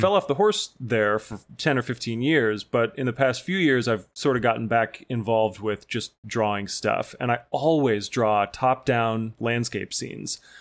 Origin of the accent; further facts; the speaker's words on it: Missouri, United States; my home state of Missouri